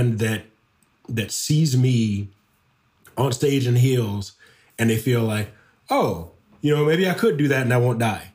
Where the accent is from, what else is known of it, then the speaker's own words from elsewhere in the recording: Detroit, Michigan, United States; moved away; any Black man that I grew up with back in Detroit, when I go back home